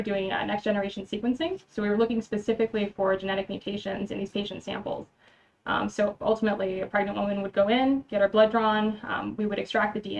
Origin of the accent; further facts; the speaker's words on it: San Antonio, Texas, United States; also born or lived in Austin, Texas / Michigan; I'm from San Antonio. I pretty much went to school here from all the way from kindergarten to high school